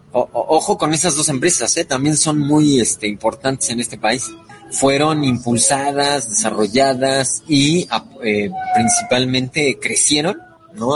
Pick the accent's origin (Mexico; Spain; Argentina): Mexico; en el caso de México, que somos el país hispano más poblado